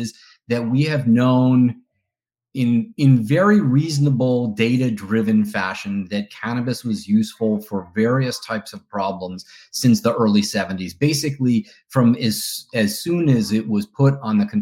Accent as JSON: {"language": "English", "town": "Boston", "region": "Massachusetts", "country": "United States", "tie": "born or raised there", "said": "I grew up here in the Boston area. I live in the same town that I grew up"}